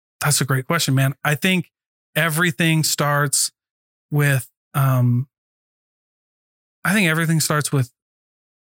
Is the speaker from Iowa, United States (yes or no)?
yes; Iowa, United States; I'm from Iowa.